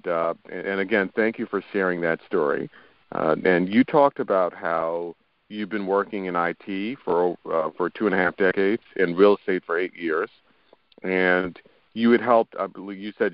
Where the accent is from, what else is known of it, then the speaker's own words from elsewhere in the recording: New York, United States; I was born and raised in New York.